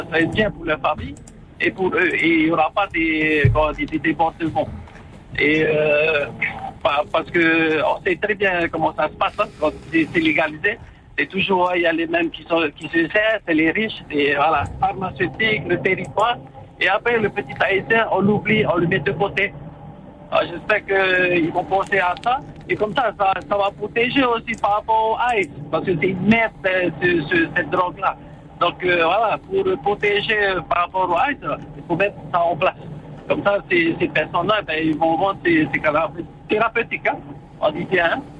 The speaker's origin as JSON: {"language": "French", "country": "France", "said": "c'est France, je suis français, man."}